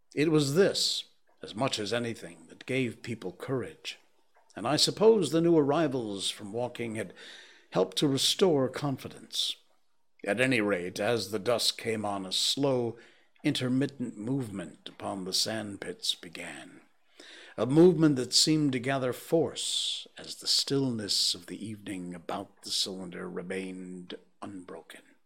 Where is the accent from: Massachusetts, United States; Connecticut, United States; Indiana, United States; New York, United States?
Connecticut, United States; moved away; my home state